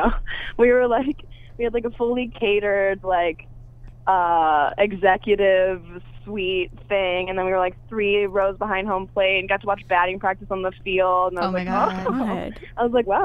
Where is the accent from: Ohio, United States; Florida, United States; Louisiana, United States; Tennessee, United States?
Ohio, United States; Toledo; moved away; I'm from Toledo, Ohio.